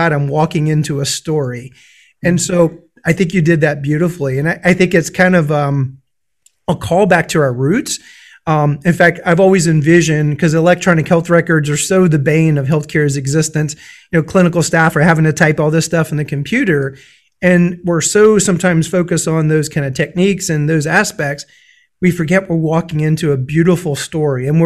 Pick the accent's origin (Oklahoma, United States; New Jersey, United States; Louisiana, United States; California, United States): Louisiana, United States; I'm from Louisiana. One of my jokes is I grew up in a foreign country.